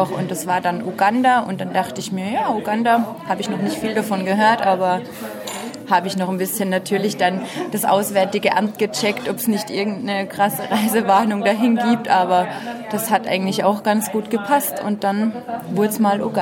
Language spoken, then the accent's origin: German; Austria; Ich komme aus Österreich, bin jetzt 29 Jahre alt